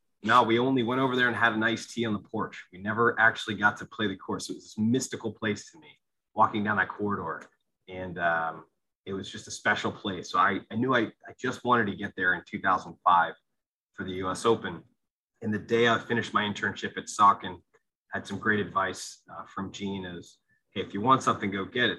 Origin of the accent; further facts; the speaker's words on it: New Tripoli, Pennsylvania, United States; also born or lived in Allentown, Pennsylvania; I grew up in Allentown and then moved to a, a rural area, small, tiny town called New Tripoli